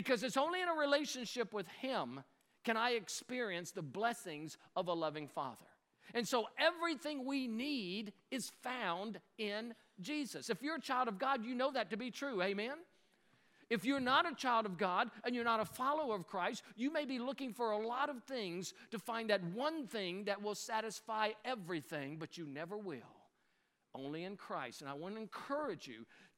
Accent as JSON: {"language": "English", "region": "Louisiana", "country": "United States", "moved": "yes", "lives_now": "North Carolina, United States", "said": "I live in North Carolina, but I'm from Louisiana"}